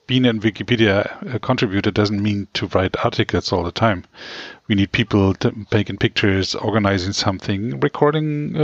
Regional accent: Frankfurt, Brandenburg, Germany; now in Berlin, Germany; like from my hometown, Frankfurt

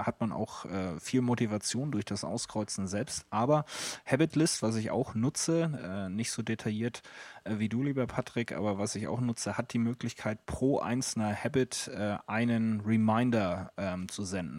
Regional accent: Hamburg, Germany; Bei uns in Hamburg

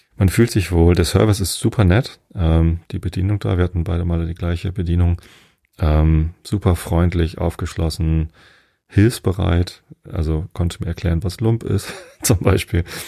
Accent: Wistedt, Germany; now in Karkensdorf, Germany; Ich habe ja meine Jugend in Wistedt verbracht. Das ist zwei Dörfer weiter

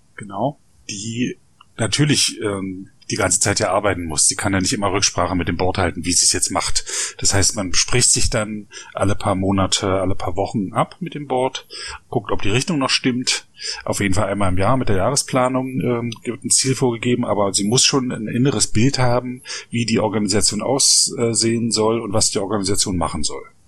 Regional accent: East Germany, Germany; Ich bin ja, ja selber in einer ähm, Diktatur aufgewachsen in der DDR

